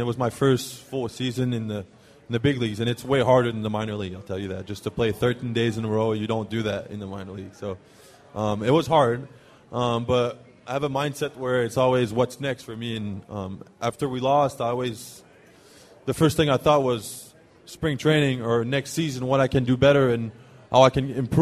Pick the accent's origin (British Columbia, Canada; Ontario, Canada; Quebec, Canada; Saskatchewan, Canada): Quebec, Canada; Montreal; first language French; English is a second language; moved away as an adult; also born or lived in Auburn, Alabama; I speak French back home